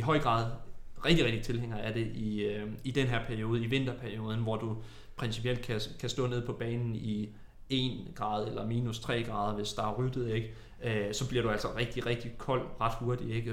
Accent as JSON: {"language": "Danish", "town": "Tornby", "region": "North Denmark Region", "country": "Denmark", "said": "jeg er jo fra Tornby, en lille"}